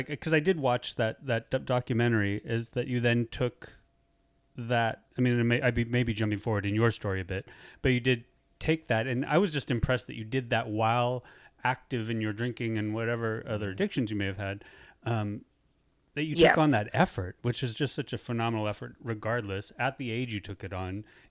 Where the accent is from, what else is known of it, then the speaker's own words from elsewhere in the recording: Ireland; I'm an alcoholic. I'm Irish.